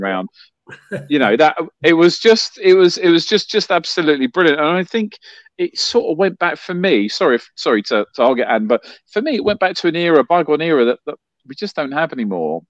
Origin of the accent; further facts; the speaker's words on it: London, United Kingdom; I grew up in West London